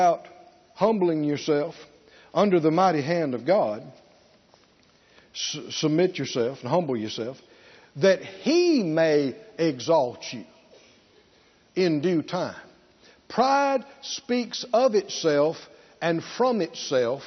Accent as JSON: {"language": "English", "region": "the South", "country": "United States", "tie": "born or raised there", "said": "growing up in the South."}